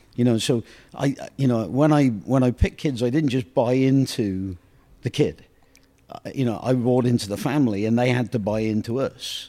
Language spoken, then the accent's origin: English; England, United Kingdom; moved away; growing up in England